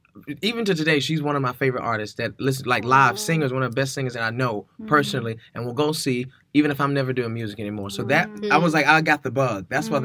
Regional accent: the South, United States; black male musician growing up in the South, bisexual.

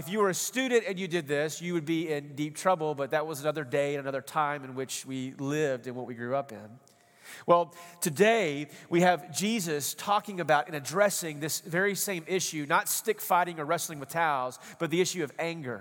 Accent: East Texas, United States; when I grew up out in East Texas, we're kind of country boys out there

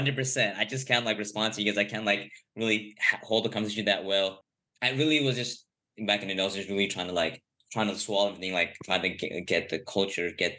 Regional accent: Los Angeles, California, United States; I'm born

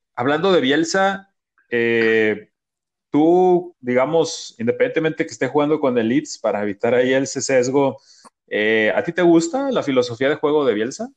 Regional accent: Mexico; nosotros como mexicanos

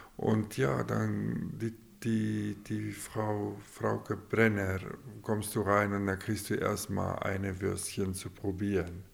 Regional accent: Grootfontein, Otjozondjupa, Namibia; ich bin vierte Generation Hurt Rotfontäner

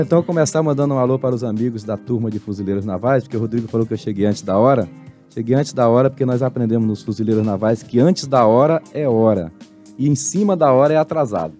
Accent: Salvador, Bahia, Brazil; also born or lived in Pio IX, Piauí; eu nasci num berço evangélico é, no interior do Piauí, uma cidade chamada Pio Nono, mas eu cresci em Salvador, na Bahia

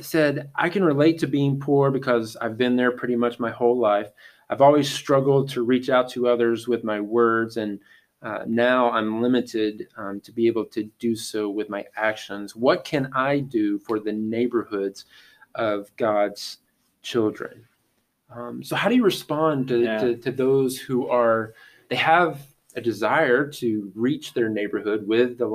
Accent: Georgia, United States; now in Bedford; whenever I grew up in Georgia

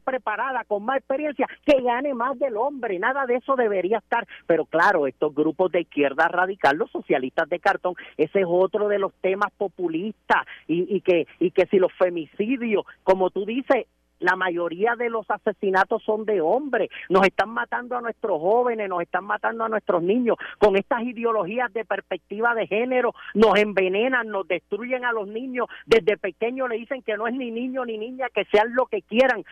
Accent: Puerto Rico; desde pequeños en la escuela nos tratan de llevar de, que somos una nación, de que somos un país, ah, pero somos ciudadanos americanos, no, Puerto Rico es prácticamente un territorio americano

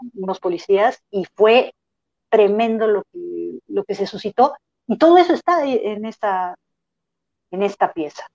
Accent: Mexico

